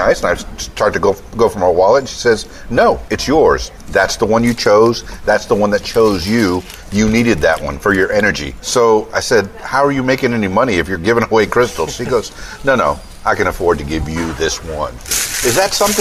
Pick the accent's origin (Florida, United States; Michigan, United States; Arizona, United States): Florida, United States; Florida Keys, United States; I'm from the Florida Keys